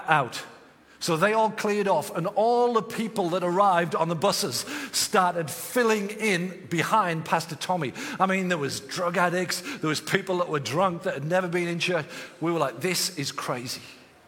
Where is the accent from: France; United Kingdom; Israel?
United Kingdom; England; I'm from England